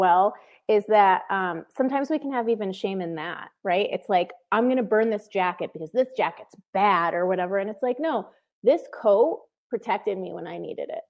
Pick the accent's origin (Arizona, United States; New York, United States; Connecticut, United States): Connecticut, United States; moved away; I grew up in Connecticut, and I moved away from my family of origin